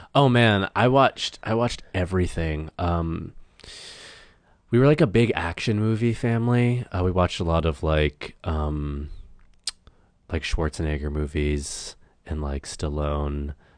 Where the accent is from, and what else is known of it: Massachusetts, United States; born or raised there; moved away as an adult; now in Los Angeles, United States